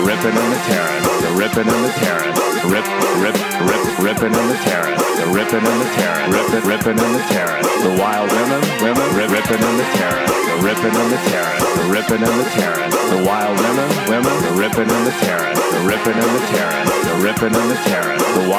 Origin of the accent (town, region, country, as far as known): Arizona, United States